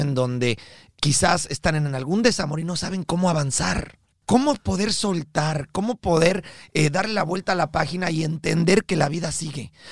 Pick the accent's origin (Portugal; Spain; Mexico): Mexico; now in United States; nosotros somos mexicanos de nacimiento